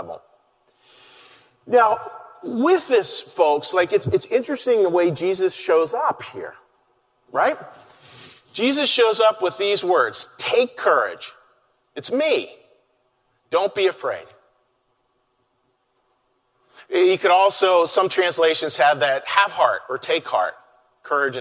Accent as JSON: {"language": "English", "town": "Pittsburgh", "region": "Pennsylvania", "country": "United States", "moved": "as an adult", "lives_now": "Philadelphia, United States", "said": "I was from the Pittsburgh area."}